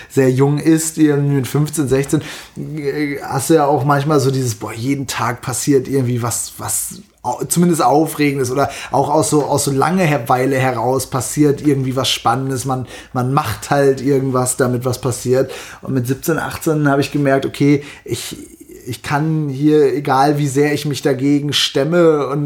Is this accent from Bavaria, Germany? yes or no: no; Zetel, Lower Saxony, Germany; now in Berlin, Germany; ich bin in einem Dorf in Norddeutschland groß geworden.